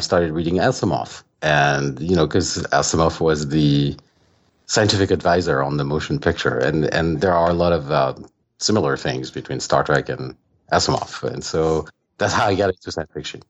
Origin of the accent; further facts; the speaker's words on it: France; moved away as an adult; now in United States; I grew up in France